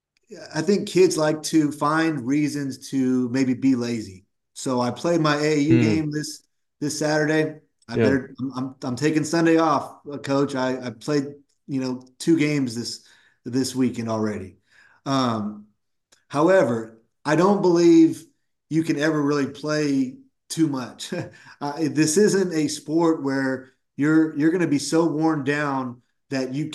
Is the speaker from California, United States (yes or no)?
yes; Woodland, California, United States; I grew up in Woodland, California, which is about 20-25 minutes from UC Davis